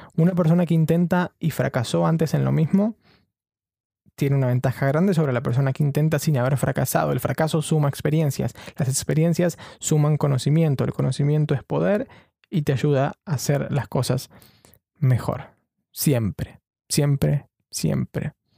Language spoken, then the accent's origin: Spanish; Chubut, Argentina; also born or lived in Buenos Aires, Argentina; now in London, United Kingdom; yo soy de Chubut, de la provincia de Chubut en Argentina